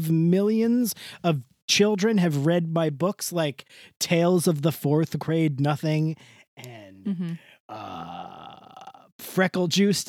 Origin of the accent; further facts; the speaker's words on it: Elizabeth, New Jersey, United States; born there; But I was born in Elizabeth, New Jersey, went to NYU